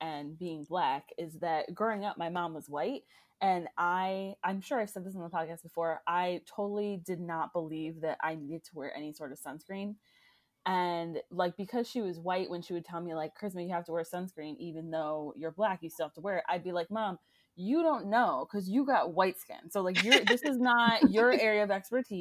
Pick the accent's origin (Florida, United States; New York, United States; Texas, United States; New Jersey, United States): Florida, United States; I grew up in Florida